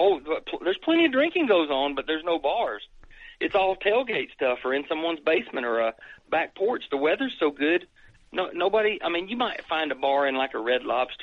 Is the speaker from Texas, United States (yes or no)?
no; Ohio, United States; born there; I mean, I was born in Ohio, but we have to travel up there.